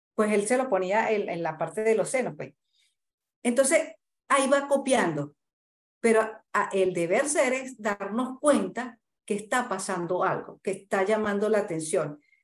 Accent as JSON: {"language": "Spanish", "town": "Santa Cruz de la Sierra", "region": "Santa Cruz", "country": "Bolivia", "said": "Yo soy de aquí de Santa Cruz"}